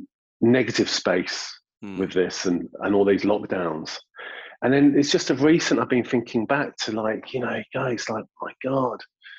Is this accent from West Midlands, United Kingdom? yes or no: yes; Sutton Coldfield, West Midlands, United Kingdom; also born or lived in Cornwall / London / Brighton; now in Eastbourne, United Kingdom; I'm from the Midlands originally myself as well.